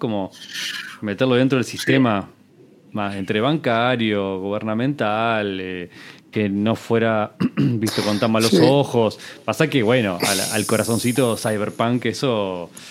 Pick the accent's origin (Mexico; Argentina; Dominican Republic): Argentina; te lo digo como argentino